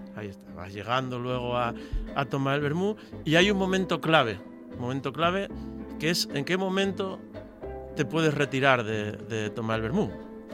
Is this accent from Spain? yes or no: yes; Gijón, Asturias, Spain; en Gijón somos un poco eh, iconoclastas, eh, irracionales